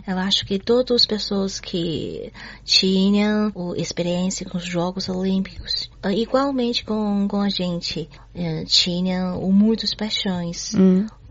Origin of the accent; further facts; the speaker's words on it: Beijing, China; Portuguese is a second language; moved away as an adult; also born or lived in Rio de Janeiro, Brazil; Sou de Beijing